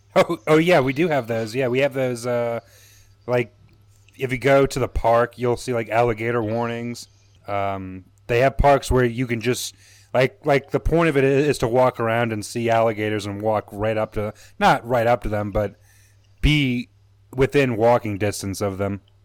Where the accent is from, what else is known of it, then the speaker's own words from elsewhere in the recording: New Orleans, Louisiana, United States; moved away as an adult; now in Chicago, United States; I'm originally from Louisiana. I'm from New Orleans